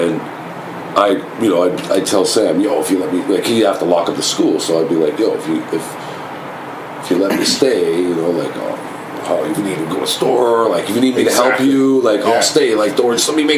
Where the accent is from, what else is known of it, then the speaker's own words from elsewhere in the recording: Toronto, Ontario, Canada; I'm from Scarborough.